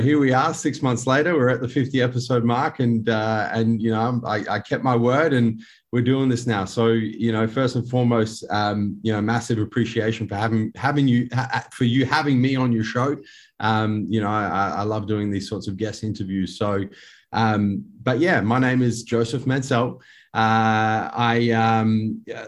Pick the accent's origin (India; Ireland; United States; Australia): Australia; Adelaide, South Australia; born and raised in Henley Beach here in Adelaide in South Australia.